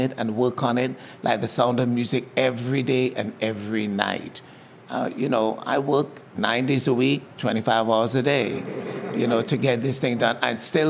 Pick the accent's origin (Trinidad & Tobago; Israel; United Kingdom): Trinidad & Tobago; now in Philadelphia, United States; Originally, I am from Trinidad and Tobago in the Caribbean.